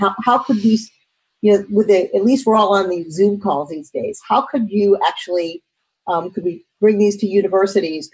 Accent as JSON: {"language": "English", "town": "St. Louis", "region": "Missouri", "country": "United States", "said": "I'm from St. Louis, Missouri, probably one of the most polarized states."}